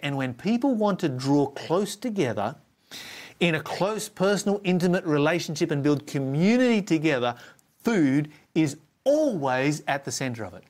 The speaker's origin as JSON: {"language": "English", "region": "Tasmania", "country": "Australia", "said": "my home state of Tasmania"}